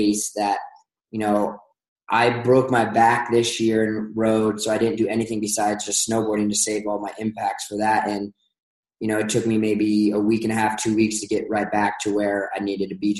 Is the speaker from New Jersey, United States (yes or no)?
no; outside Columbus, Ohio, United States; now in Utah, United States; I was born in Columbus, grew up in Beaufortin, which is just outside